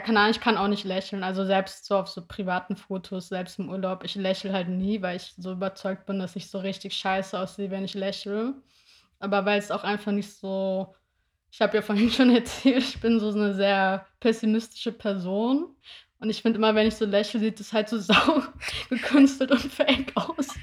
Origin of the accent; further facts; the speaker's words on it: near Wiesbaden, Hesse, Germany; now in Berlin, Germany; ich komme ja so aus der Nähe von Wiesbaden